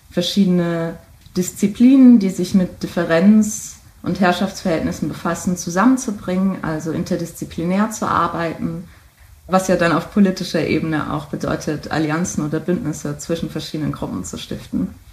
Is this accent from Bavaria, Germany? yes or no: no; Mainz, Rhineland-Palatinate, Germany; also ursprünglich komme ich aus äh, Mainz, aus der Region und habe auch in Mainz studiert.